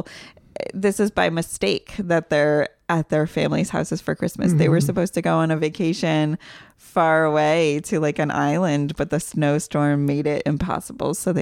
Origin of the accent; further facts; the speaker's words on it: Louisiana, United States; moved away; I'm from Louisiana